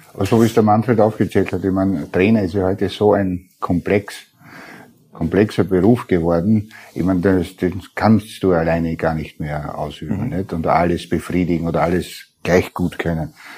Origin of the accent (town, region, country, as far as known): Burgenland, Austria